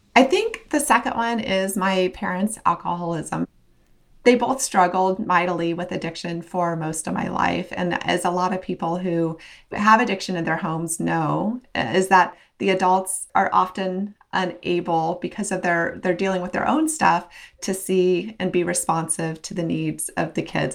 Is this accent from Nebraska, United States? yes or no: yes; Western Nebraska, United States; I grew up in Western Nebraska